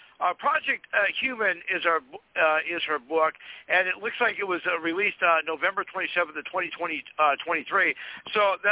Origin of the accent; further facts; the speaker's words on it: Fargo, North Dakota, United States; here in my hometown of Fargo, North Dakota